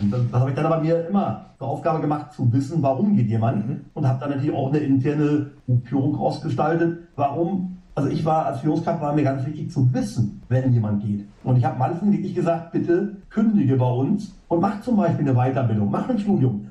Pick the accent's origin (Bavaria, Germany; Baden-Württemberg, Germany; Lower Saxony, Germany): Lower Saxony, Germany; Emsland; karge Böden im Emsland aufgewachsen.